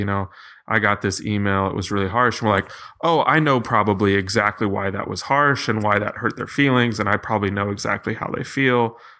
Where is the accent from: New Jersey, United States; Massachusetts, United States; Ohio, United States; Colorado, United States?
Massachusetts, United States; I grew up in Massachusetts.